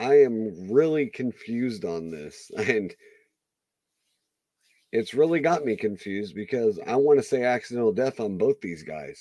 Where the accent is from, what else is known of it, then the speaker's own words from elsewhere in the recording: Iowa, United States; I'm from Iowa. We're both from Iowa. Closer to the Missouri border